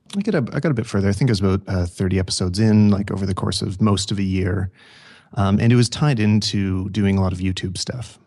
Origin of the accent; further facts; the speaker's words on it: Canada; I'm from Canada